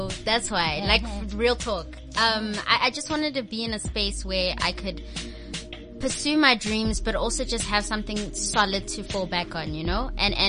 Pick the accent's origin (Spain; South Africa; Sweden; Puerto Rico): South Africa; Johannesburg, Gauteng; also born or lived in Cape Town; Okay, so I grew up in Joburg